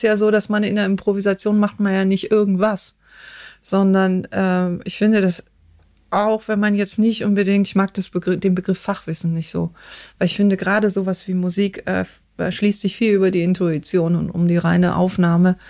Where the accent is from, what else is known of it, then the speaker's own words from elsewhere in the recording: outside Cologne, North Rhine-Westphalia, Germany; Ich bin außerhalb von Köln aufgewachsen und ähm, okay. so auf dem Dorf.